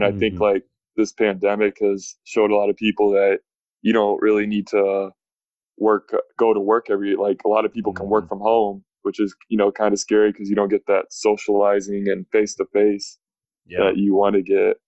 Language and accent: English; Dallas, Texas, United States; I am originally from Dallas, Texas. I spent 4 years at Michigan State, and I just finished my first year up in Frankfurt, Germany as a professional.